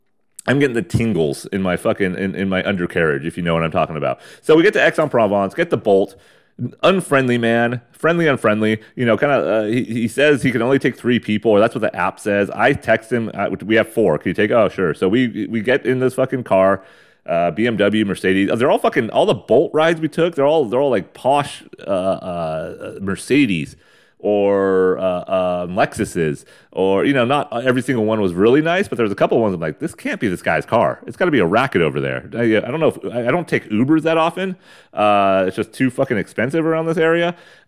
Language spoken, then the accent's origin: English; Canada; I'll tell them I'm Canadian, but what if I said French-Canadian?